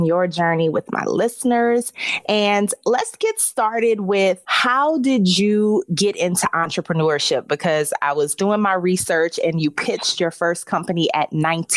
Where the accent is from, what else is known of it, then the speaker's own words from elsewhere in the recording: New Orleans, Louisiana, United States; moved away as an adult; also born or lived in Baltimore / Chicago / Dallas; now in Miami, United States; from my hometown of New Orleans